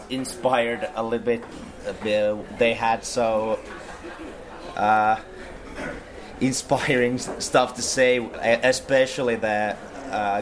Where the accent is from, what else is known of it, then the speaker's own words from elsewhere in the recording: Finland; we're from Finland